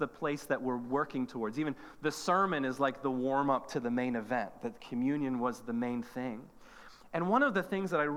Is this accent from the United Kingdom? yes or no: yes; Northern Ireland, United Kingdom; moved away; I'm from Northern Ireland, and another was that I grew up in the Anglican tradition